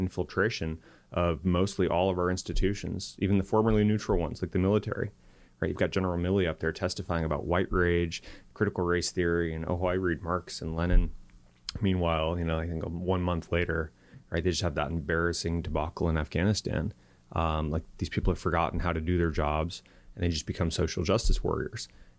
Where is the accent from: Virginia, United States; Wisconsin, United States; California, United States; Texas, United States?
California, United States; I come from Silicon Valley, and it was named Silicon Valley because that's where we invented computer chips.